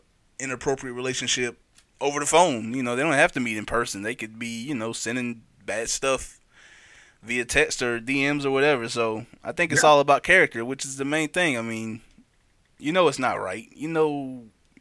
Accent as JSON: {"language": "English", "country": "United States", "tie": "born or raised there", "said": "friends that I grew up with in Sugar Hill"}